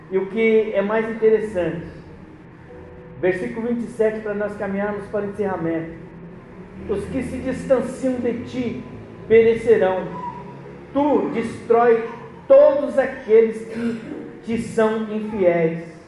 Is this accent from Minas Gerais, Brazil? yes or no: no; Pernambuco, Brazil; Eu sou pernambucano, então, meu, meu pai é pernambucano